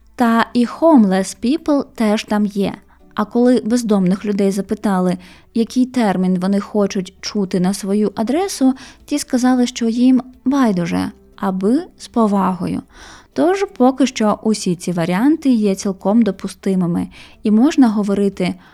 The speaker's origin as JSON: {"language": "Ukrainian", "town": "Mariupol", "region": "Donetsk Oblast", "country": "Ukraine", "tie": "born or raised there", "moved": "as an adult", "said": "я з Маріуполя і що мій рідний дім залишився на окупованій території там."}